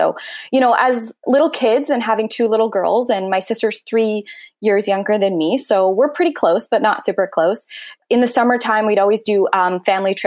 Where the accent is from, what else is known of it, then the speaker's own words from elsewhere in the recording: North Vancouver, British Columbia, Canada; I was born in North Vancouver and raised in North Vancouver and currently still in North Vancouver